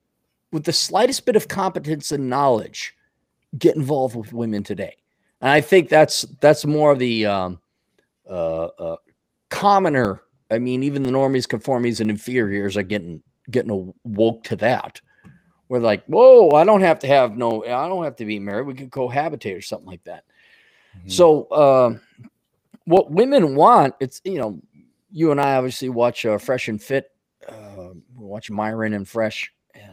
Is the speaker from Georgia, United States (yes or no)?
no; Milwaukee, Wisconsin, United States; grew up in Milwaukee in the 80s and 70s.